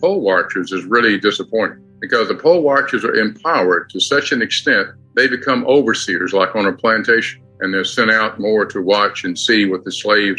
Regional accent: Texas, United States; I come before you as a Texan

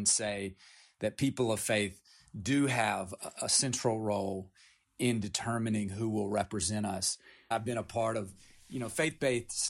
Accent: Appalachia, United States; I grew up in Appalachia. I come from 9 generations in Appalachia

